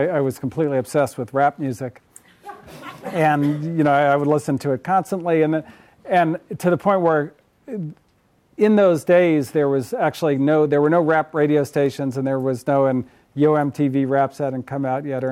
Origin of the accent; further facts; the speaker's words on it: Berkeley, California, United States; I grew up in the People's Republic of Berkeley, right across the way there